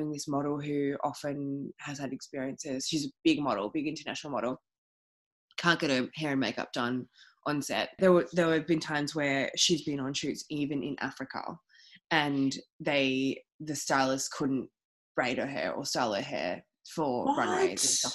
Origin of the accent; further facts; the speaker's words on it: Melbourne, Victoria, Australia; I grew up like in Albert Park. I'm from here